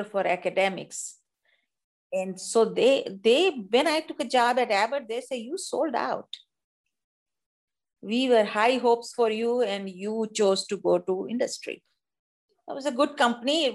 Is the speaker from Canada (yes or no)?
no; India; accent: Indian; moved away as an adult; now in United States; being an Indian woman with the accent